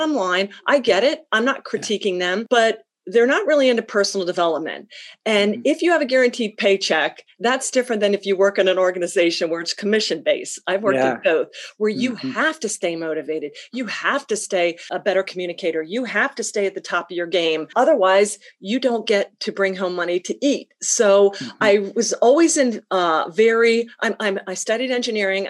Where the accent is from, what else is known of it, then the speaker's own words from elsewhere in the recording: Pennsylvania, United States; moved away as an adult; also born or lived in New Mexico / Colorado; I'm from Pennsylvania